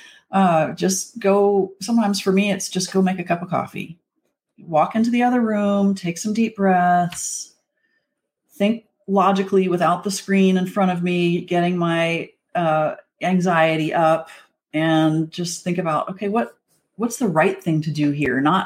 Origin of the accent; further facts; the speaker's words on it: Wyoming, United States; moved away as an adult; also born or lived in Texas; I grew up in Wyoming and I had horses in the backyard